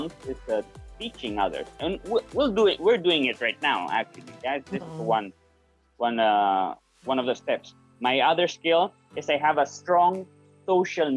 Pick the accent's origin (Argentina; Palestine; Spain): Spain; moved away as an adult; now in Philippines; born and raised in Spain professional Spanish actor in the Philippines